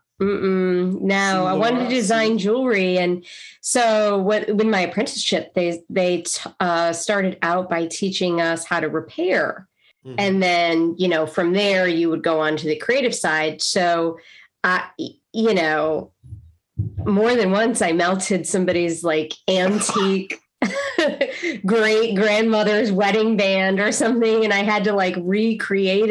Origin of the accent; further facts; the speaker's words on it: Binghamton, New York, United States; moved away as an adult; now in Bluffton, United States; I grew up in Binghamton, New York